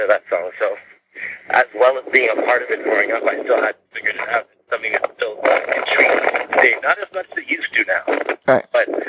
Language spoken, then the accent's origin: English; Whitby, Ontario, Canada; also born or lived in Trinidad and Tobago; I'm a Trinidadian person who grew up in Whitby, Ontario